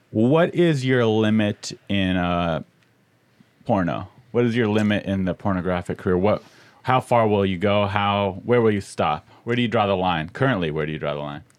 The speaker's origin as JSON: {"language": "English", "town": "Del Mar", "region": "California", "country": "United States", "said": "I'm from Del Mar area"}